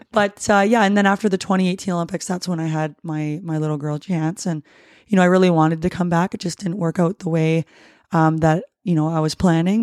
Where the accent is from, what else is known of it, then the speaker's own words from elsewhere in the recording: Ruthven, Ontario, Canada; moved away as an adult; also born or lived in Windsor, Ontario / Leamington, Ontario; now in White Rock, Canada; born and raised in, uh, Windsor, Ontario. Um, I say Windsor because if I say where I was really born and raised, people wouldn't know where that is. Um, I was actually Ruthven